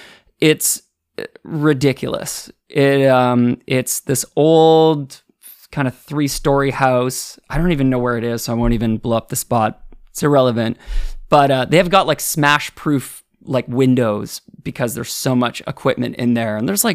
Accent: Ottawa, Ontario, Canada; born there; Yeah, I was born in Ottawa. My sisters and my mom and dad and I in the summer of 1990. We moved across Canada.

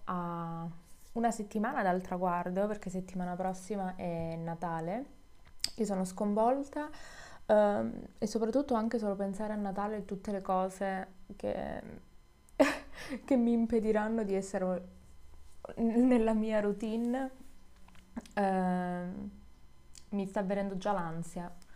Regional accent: Calabria, Italy; moved away; Io sono, sono calabrese

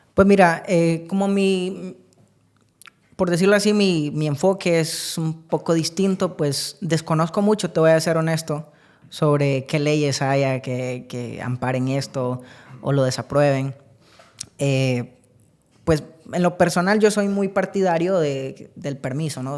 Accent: San Agustín, Copán, Honduras; nací en San Agustín Copán, de allá es toda mi familia

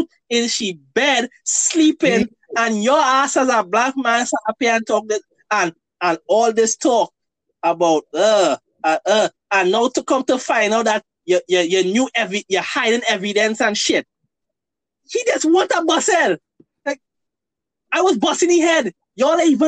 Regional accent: Trinidad & Tobago

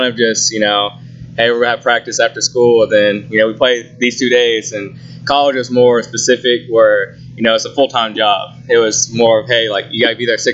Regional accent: Noble, Oklahoma, United States; I grew up in Noble, so I came here in kindergarten. Actually graduated in Noble in 2014

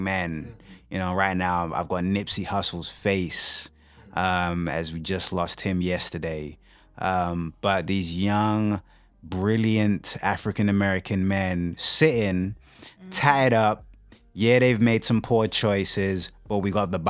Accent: United Kingdom; moved away as an adult; now in Kansas City, United States; originally from the UK. Moved to the States in 2005.

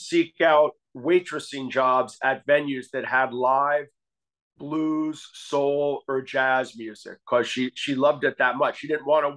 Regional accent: Asbury Park, New Jersey, United States; I grew up in Asbury Park, New Jersey

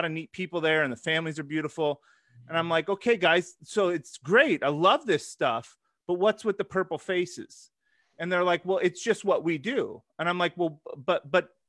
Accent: Eugene, Oregon, United States; I come from Eugene, Oregon

